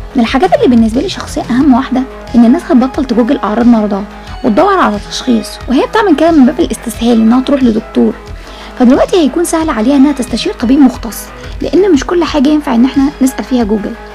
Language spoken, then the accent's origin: Arabic; Egypt; عندنا في مصر